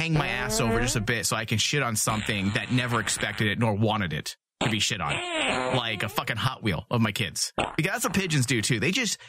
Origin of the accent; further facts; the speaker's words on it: New York, United States; I'm from New York. This is what we did.